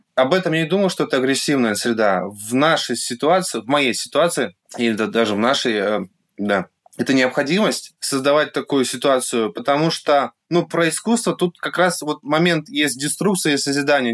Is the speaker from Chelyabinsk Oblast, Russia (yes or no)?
no; Yekaterinburg, Sverdlovsk Oblast, Russia; свой город, Екатеринбург